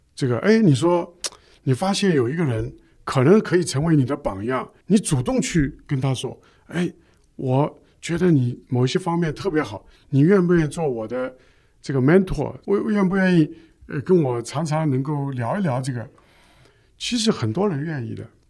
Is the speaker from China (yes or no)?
yes; China; 我们中国人